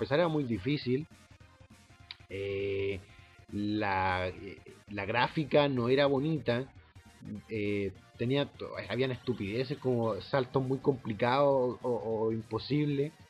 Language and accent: Spanish; Santiago, Santiago Metropolitan Region, Chile; ahora es un santiaguino como yo, nacido y criado en Santiago